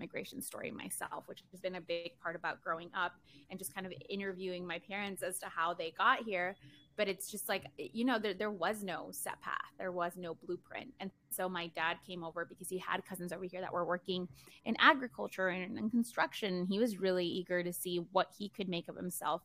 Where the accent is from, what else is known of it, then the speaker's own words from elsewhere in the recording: Chicago, Illinois, United States; English is a second language; I was born in Chicago, could have been a Sacramento baby, but I ended up being a Chicago baby. And I am very happy that I was, because I honestly can't think of a better city to have grown up